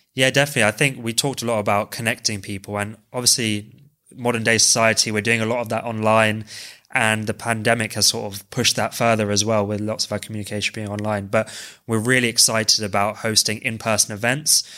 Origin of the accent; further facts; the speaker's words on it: London, United Kingdom; I'm originally from West London